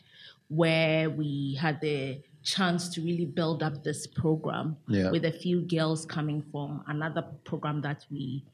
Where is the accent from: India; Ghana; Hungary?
Ghana; moved away as an adult; now in Canada; I grew up in Ghana. I was born in Ghana.